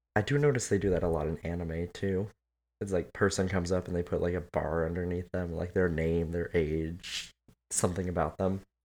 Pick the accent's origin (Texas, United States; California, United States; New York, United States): California, United States; I grew up in California